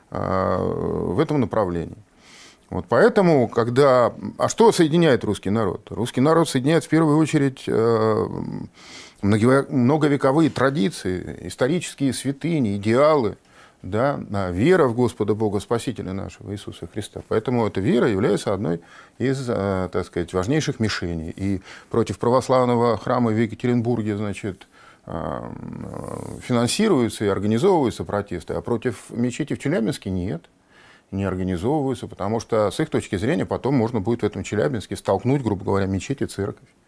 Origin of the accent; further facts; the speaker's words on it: Northern Kyrgyzstan, Kyrgyzstan; Мы, киргизи, делимся на северян и южан. Я северянин, южане ближе к узбекам.